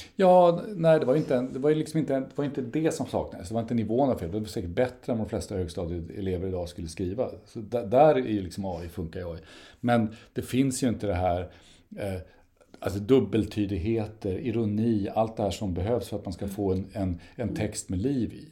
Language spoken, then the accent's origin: Swedish; Sweden; vi är särskilt annorlunda svenskar